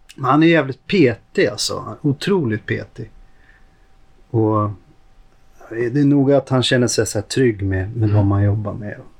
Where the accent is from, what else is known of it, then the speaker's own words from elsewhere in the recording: Stockholm, Stockholm County, Sweden; Jag är uppvuxen ute i Hagsätra.